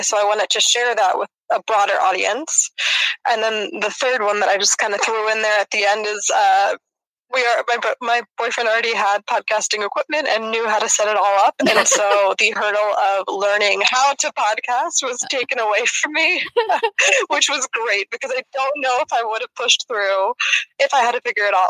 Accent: Philadelphia, Pennsylvania, United States; moved away as an adult; now in Freiburg, Germany; I am from the United States of America, specifically from Philadelphia. I am now living in Freiburg, Germany, and I've been here for about 2 years now.

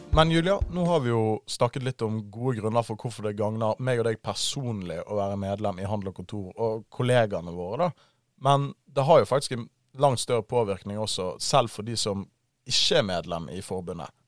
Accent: Bergen, Vestland, Norway; now in Oslo, Norway; jeg er en bergenser. Jeg er 24 år, og jeg har forvillet meg på feil side av Hardangervidda. Jeg bor nå i Oslo

